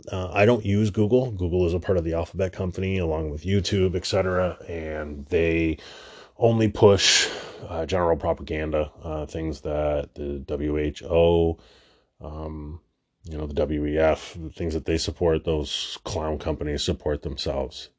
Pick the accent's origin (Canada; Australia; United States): Canada; Toronto, Ontario; I'm from Canada